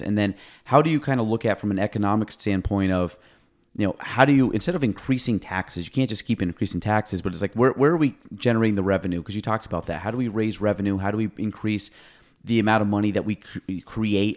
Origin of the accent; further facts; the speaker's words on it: Chazy, New York, United States; I grew up in Chase Zee, Every, went through Plattsburgh